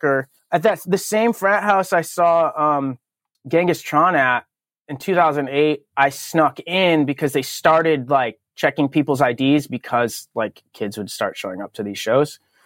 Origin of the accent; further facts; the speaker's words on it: Berlin, Connecticut, United States; I grew up in Connecticut, which I still live in Connecticut, but I grew up in a town called um, Berlin, which is the exact center of the state